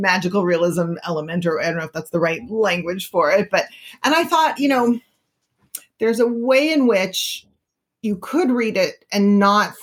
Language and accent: English; Berkeley, California, United States; I grew up in Berkeley